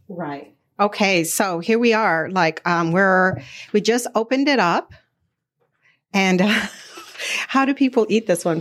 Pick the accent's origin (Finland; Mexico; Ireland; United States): United States; Arizona; I grew up in Arizona